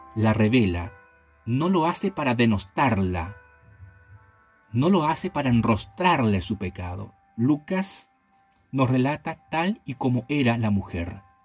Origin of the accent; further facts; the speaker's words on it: Chile; also born or lived in La Calera; en mi país, en mi hermoso país llamado Chile